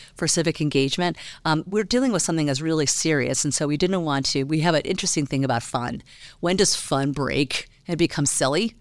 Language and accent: English; Chicago, Illinois, United States; now in Colorado, United States; I grew up in Chicago